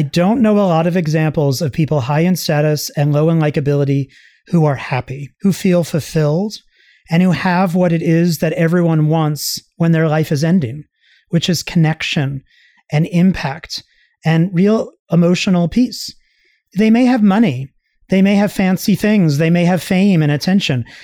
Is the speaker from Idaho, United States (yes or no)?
no; Long Island, New York, United States; I grew up on Long Island in New York